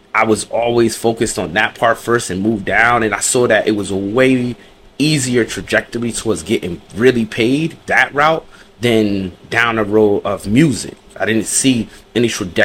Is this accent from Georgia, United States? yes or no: no; New Jersey, United States; also born or lived in New York; I'm from Jersey, mother's from New York, dad's from Jersey.